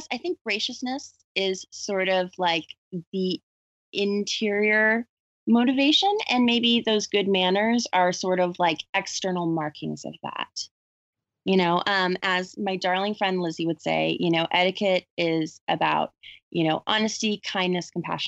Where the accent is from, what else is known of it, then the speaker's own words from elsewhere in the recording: the South, United States; when I was growing up in the South